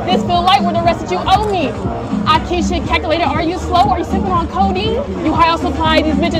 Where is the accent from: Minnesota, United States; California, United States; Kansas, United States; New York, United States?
California, United States; Compton; I'm a female artist, and I'm from Compton.